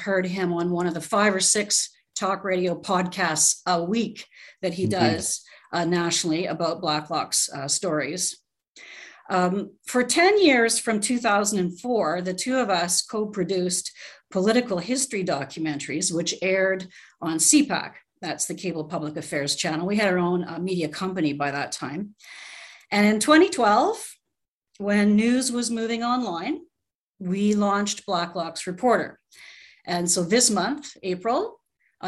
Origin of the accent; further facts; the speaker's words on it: Interlake area, Manitoba, Canada; now in Ottawa, Canada; I grew up in the Interlake area, not too far from a place that you may have heard of called the Narcisse Snake Pits